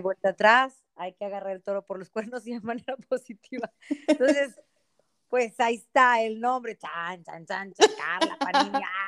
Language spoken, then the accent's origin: Spanish; Monterrey, Nuevo León, Mexico; nací acá en, Monterrey hace ya 42 años.